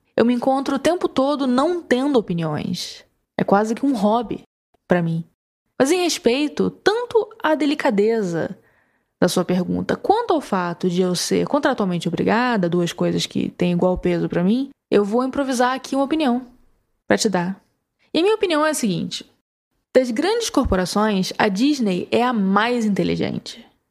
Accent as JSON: {"language": "Portuguese", "region": "Ceará", "country": "Brazil", "said": "eu, como nordestino, como cearense"}